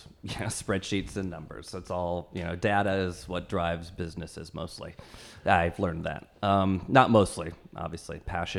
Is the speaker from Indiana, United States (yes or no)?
yes; Fort Wayne, Indiana, United States; Fort Wayne, Indiana.